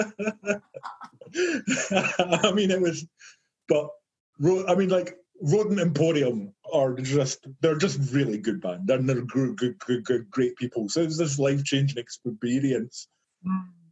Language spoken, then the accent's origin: English; Livingston, Scotland, United Kingdom; my hometown in this place called Livingston, and it's just like a nowhere town with nothing there. It's a big housing estate.